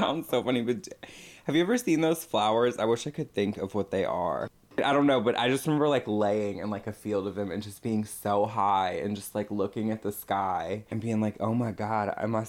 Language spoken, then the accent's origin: English; New Orleans, Louisiana, United States; moved away; growing up in New Orleans